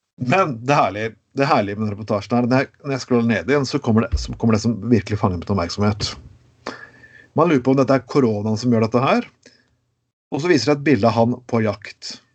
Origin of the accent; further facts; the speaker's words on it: Grenland, Telemark, Norway; i mitt område, der jeg kommer fra. Grenland.